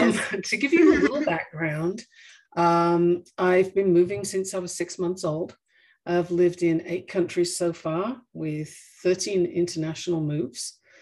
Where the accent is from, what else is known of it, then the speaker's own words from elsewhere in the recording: England, United Kingdom; born there; also born or lived in Australia; I was born in England and my parents just wanted to see what was new and interesting in Australia. So I went there when I was 6 months old.